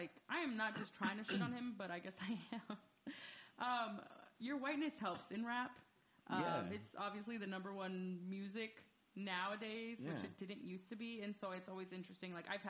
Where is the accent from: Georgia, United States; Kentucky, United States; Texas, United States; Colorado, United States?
Texas, United States; Dallas; Dallas and I like rap, but I'm not that into him.